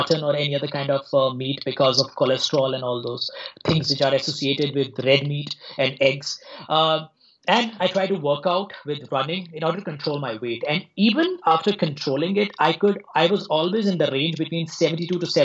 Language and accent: English; India; also born or lived in Mumbai, India; now in New Delhi, India; So I grew up in India. So I'm presently in New Delhi. I spent some time in Mumbai.